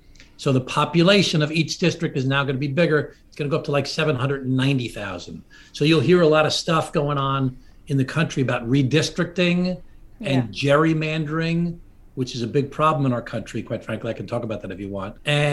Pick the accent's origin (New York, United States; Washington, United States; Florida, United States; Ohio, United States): New York, United States; Glen Cove; I grew up in Glen Cove, Long Island. That's my hometown.